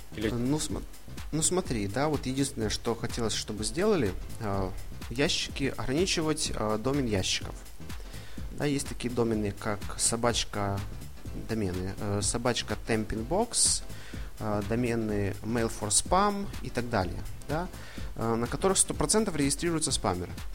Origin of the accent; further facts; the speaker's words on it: Ivano-Frankivsk, Ivano-Frankivsk Oblast, Ukraine; moved away as an adult; now in Rome, Italy; я родом, да, из Ивано-Франковска, но живу и учусь в Италии